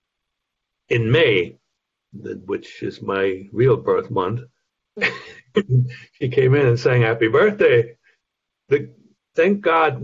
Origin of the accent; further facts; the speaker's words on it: Germany; English is a second language; moved away as an adult; now in United States; I grew up in a remote corner of what was then East Germany, Soviet occupied initially, and then which became the German Democratic Republic